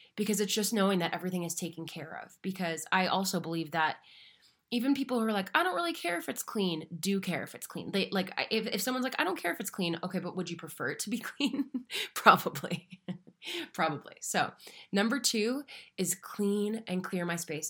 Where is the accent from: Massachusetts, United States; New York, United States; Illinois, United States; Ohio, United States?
Massachusetts, United States; Marshfield; now in Denver, United States; I am located in Denver, Colorado, though I am from Little Beach Town, just south of Boston, called Marshfield, Massachusetts